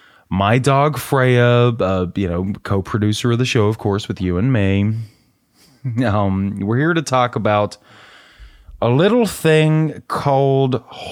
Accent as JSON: {"language": "English", "region": "the South", "country": "United States", "said": "Or, excuse me, I'm from the South, so a mess about"}